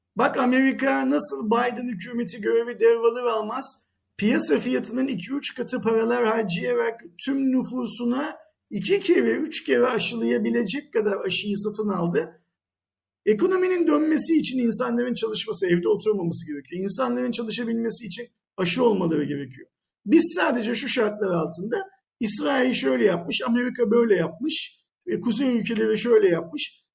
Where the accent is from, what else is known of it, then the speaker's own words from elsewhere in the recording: Turkey; Bir Türk olarak